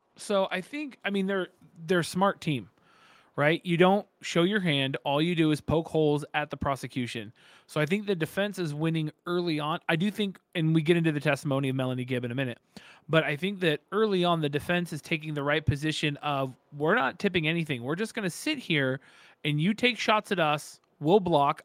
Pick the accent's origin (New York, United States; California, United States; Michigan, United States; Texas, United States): California, United States; now in Gilbert, United States; I'm California born and bred